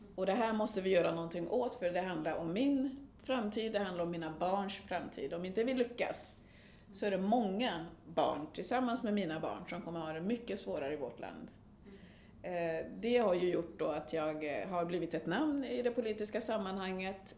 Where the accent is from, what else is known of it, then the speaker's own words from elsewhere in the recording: Sweden; also born or lived in Burundi; jag har levt mitt liv i Sverige som svensk